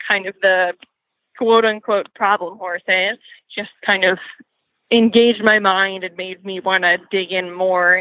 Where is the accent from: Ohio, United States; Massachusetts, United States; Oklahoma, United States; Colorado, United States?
Massachusetts, United States; outside of Boston; the barn that was close to where I grew up outside of Boston